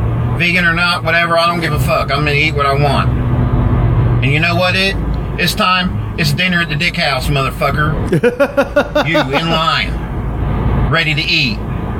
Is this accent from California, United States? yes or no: no; North Carolina, United States; Fuck you, man. I'm from North Carolina.